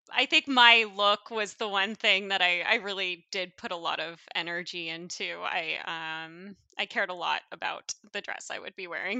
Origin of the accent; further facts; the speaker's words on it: Coeur d'Alene, Idaho, United States; moved away as an adult; now in Seattle, United States; our hometown, um, where I'm from, uh, North Idaho, Coeur d'Alene